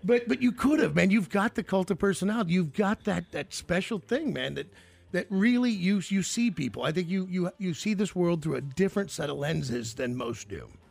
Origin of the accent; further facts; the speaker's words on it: United States; If you're born as American